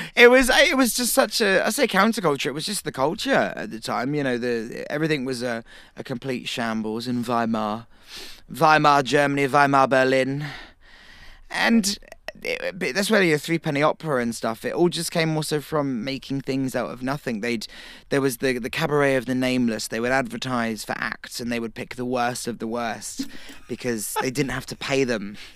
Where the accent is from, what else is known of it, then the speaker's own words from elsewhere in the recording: Cornwall, South West England, United Kingdom; Me, uh, Cornwall.